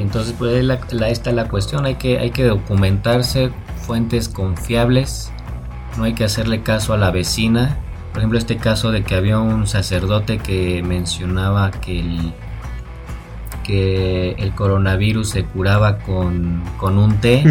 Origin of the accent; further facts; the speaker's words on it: Mexico; como buen mexicano